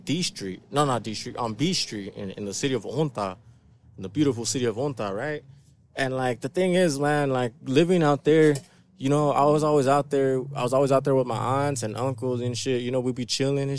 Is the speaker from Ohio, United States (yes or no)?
no; Ontario, California, United States; also born or lived in Riverside, California / Montclair, California; I grew up in the beautiful city of Ontario